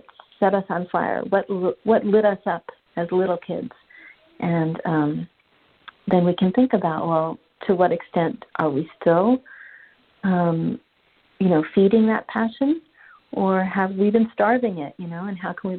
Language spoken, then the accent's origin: English; Manhattan, New York, United States; which was really difficult for me because I grew up in Manhattan, like I said.